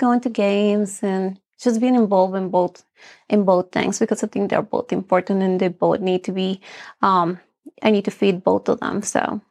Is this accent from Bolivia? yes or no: yes; Bolivia; moved away; I'm from Bolivia. My mom was a housewife, and my dad did all the work